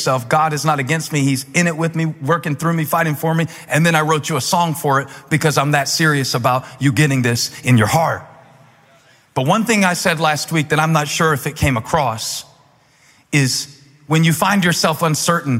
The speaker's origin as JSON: {"language": "English", "town": "Moncks Corner", "region": "South Carolina", "country": "United States", "tie": "born or raised there", "moved": "yes", "said": "I grew up in South Carolina"}